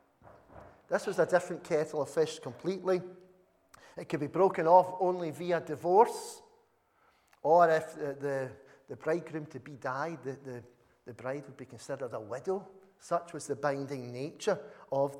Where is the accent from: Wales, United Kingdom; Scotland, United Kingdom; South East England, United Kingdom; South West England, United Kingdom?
Scotland, United Kingdom; Uddingston; you say, "Uddingston." And they just look at you blankly. And you can either say, "Well, we're just near Glasgow,"